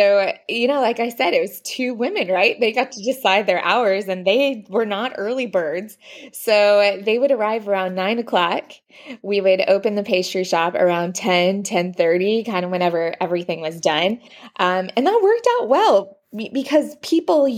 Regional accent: Dallas, Texas, United States; moved away as an adult; also born or lived in Fort Worth, Texas / Paris, France; now in Versailles, France; I'm originally from Dallas.

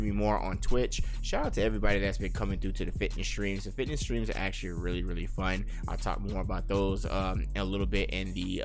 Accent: Las Vegas, Nevada, United States; I am born and raised in Las Vegas, and I am living here

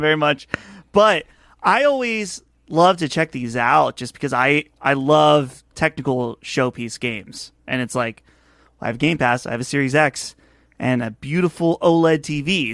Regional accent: Butler, Pennsylvania, United States; my hometown here. I live about an hour north of Pittsburgh in a town called Butler

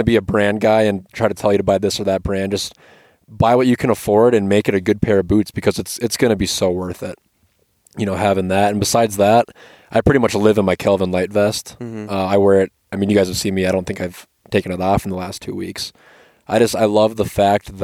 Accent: Minnesota, United States; I'm from Minnesota

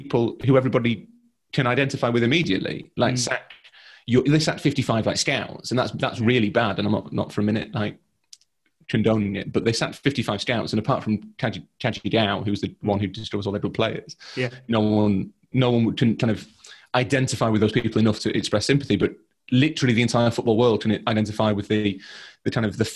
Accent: Leeds, Yorkshire and the Humber, United Kingdom; I'm from Leeds.

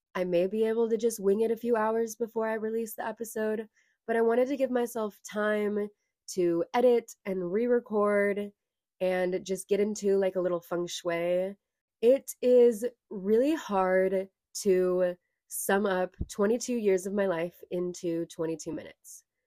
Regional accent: Lincoln, California, United States; I was born and raised in California

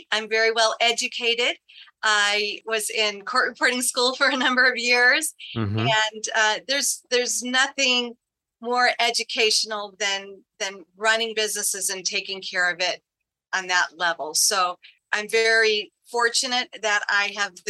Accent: Granville, Illinois, United States; I'm from Granville, Illinois, which is in Putnam County. We had 700 people there when I was growing up

